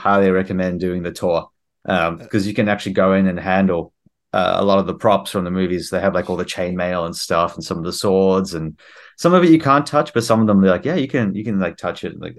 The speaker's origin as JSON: {"language": "English", "country": "South Africa", "also_born_or_lived": "New Zealand / Australia", "moved": "yes", "said": "So I actually am a New Zealand citizen. I moved here from Australia, but before that I was in New Zealand, and originally South Africa. So I'm kind of like from all over."}